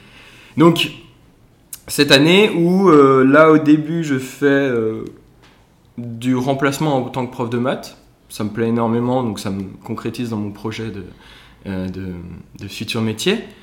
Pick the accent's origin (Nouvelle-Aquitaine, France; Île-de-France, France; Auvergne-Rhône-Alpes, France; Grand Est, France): Grand Est, France; Ensisheim; moved away as an adult; also born or lived in Lyon; je viens d'Alsace à la base. J'ai fait euh, toutes mes études jusqu'au bac en Alsace, mon petit village d'Ensisheim